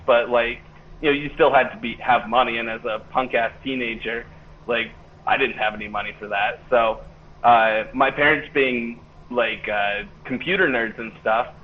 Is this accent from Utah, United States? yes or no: yes; Hurricane, Utah, United States; also born or lived in Cedar City, Utah; now in Salt Lake City, United States; I grew up in Hurricane.